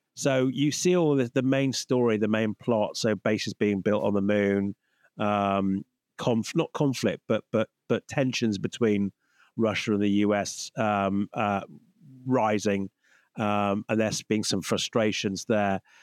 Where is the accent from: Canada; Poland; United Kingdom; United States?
United Kingdom; as a Brit